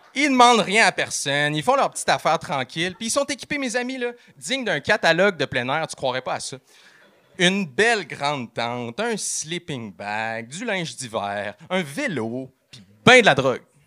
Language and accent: French; Quebec City, Quebec, Canada; moved away as an adult; now in Chicoutimi, Canada; Je suis parti de Québec, mon patelin, puis je suis allé vivre dans la merveilleuse région du Saguenay-Lac-Saint-Jean. J'habite maintenant en appartement à Chicoutimi